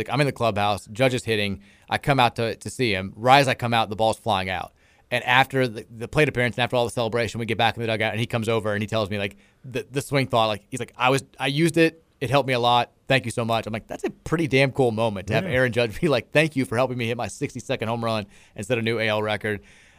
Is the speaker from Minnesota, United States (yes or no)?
no; California, United States; I'd never been to Kentucky. I had no expectations. I'm from California.